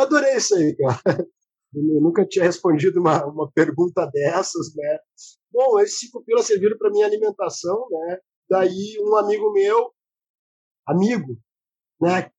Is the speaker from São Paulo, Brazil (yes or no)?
no; Porto Alegre, Rio Grande do Sul, Brazil; accent: porto-alegrense; eu fui para um bairro chamado Restinga, né? Que é no extremo sul da cidade de Porto Alegre, é uma comunidade, né, onde eu me criei